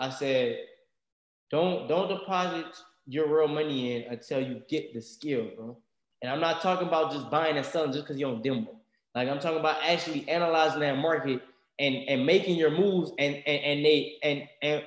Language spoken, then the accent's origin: English; Louisiana, United States; we're from Louisiana country